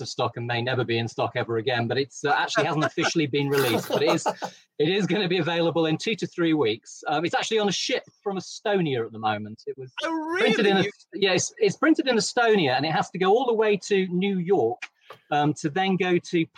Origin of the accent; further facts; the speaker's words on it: East Midlands, United Kingdom; I'm from the East Midlands, and so heavy metal is in my blood